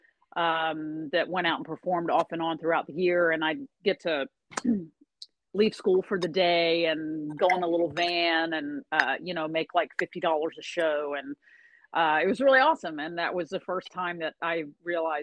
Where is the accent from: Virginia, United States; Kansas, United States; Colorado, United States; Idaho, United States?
Virginia, United States; moved away as an adult; now in Gainesville, United States; I'm a Virginian. I was born in Virginia, stayed in Virginia through college.